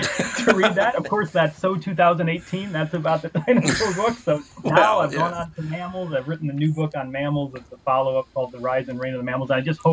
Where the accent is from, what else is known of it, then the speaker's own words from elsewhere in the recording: Illinois, United States; accent: Midwestern; moved away as an adult; now in Edinburgh, United Kingdom; Well, I'm from Illinois originally.